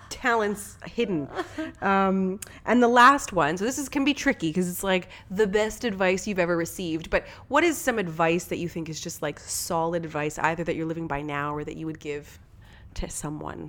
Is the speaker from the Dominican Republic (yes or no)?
no; Canada; also born or lived in Ontario; being a Canadian